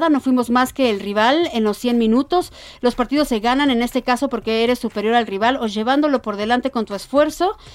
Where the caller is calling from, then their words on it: Mexico City, Mexico; de la Ciudad de México.